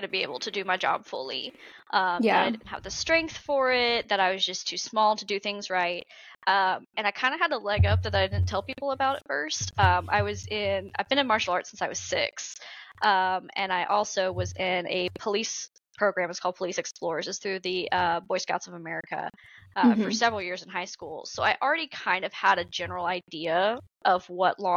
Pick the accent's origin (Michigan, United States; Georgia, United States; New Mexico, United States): Georgia, United States; I grew up in Georgia, and I was from a homeschool home.